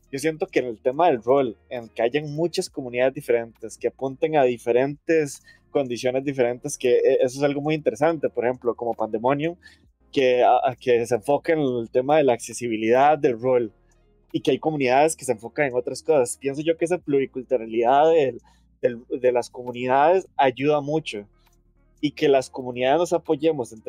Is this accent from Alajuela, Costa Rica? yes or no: no; Limón, Costa Rica; no me di cuenta que en mi pueblo